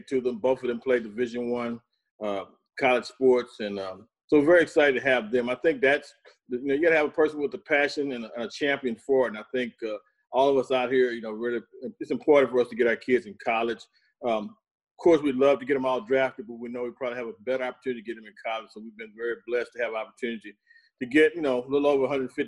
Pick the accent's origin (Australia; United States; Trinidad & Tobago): United States; Houston, Texas; my hometown team, the Houston Astros.